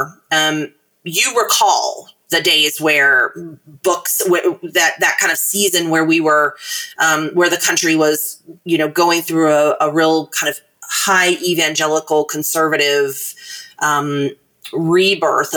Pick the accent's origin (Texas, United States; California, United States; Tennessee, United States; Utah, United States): Tennessee, United States; Chattanooga; my hometown of Chattanooga